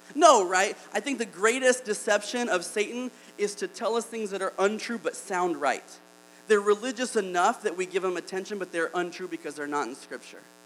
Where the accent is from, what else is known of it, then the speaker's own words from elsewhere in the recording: Alabama, United States; I'm from Alabama